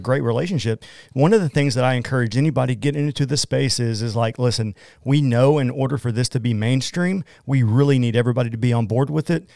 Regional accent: Oklahoma, United States; accent: Oklahoman; I'm from Oklahoma

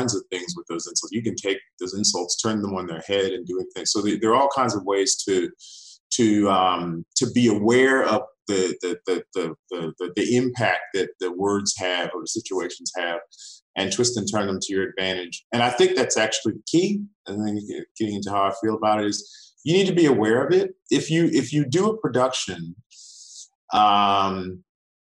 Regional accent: Virginia, United States; moved away as an adult; now in Australia; I'm American born. I'm from Virginia. I moved to Australia about 13 and a half years ago

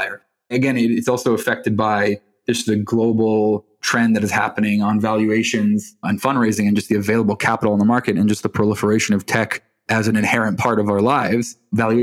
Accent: Israel; I was born in Israel. My mom's from Michigan. My dad's from London. So growing up in a very Anglo household, you learn how to speak Anglo

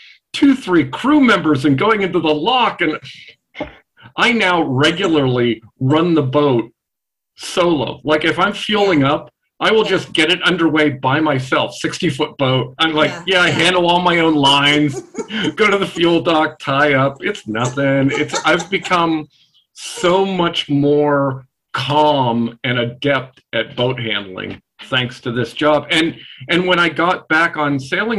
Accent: Ohio, United States; moved away as an adult; I was born and raised in Ohio

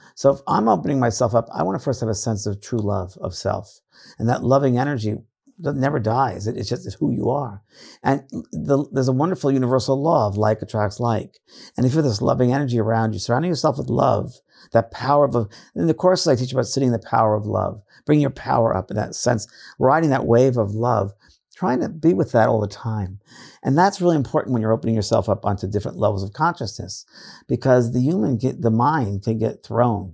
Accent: New York, United States; now in California, United States; I'm from New York

